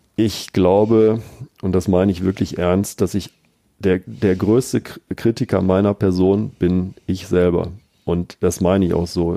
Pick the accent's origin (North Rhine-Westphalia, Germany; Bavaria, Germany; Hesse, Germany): North Rhine-Westphalia, Germany; Bielefeld; also born or lived in Münster / Paderborn; meiner Heimatstadt Bielefeld